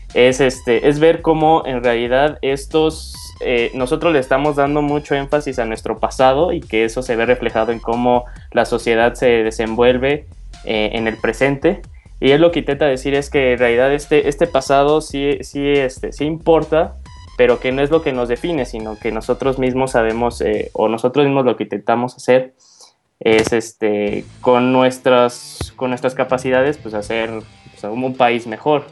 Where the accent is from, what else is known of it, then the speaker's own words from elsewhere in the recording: Mexico; está el estigma como sociedad mexicana que nos hacemos las preguntas de que, ¿por qué Estados Unidos tiene mayor éxito económico que nuestro país?